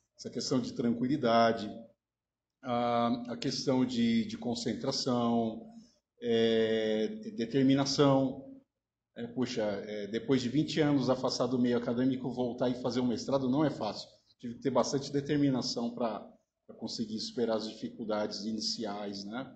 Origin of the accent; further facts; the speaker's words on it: Minas Gerais, Brazil; moved away as an adult; now in Araraquara, Brazil; venho de Minas Gerais, estou em Araraquara há seis anos